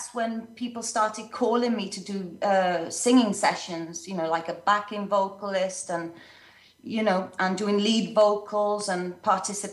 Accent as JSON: {"language": "English", "town": "Swansea", "region": "Wales", "country": "United Kingdom", "tie": "born or raised there", "also_born_or_lived": "London", "moved": "as an adult", "lives_now": "Italy", "said": "I was born in London. And then when I was a little girl, my family and I transferred to South Wales, to a city called Swansea"}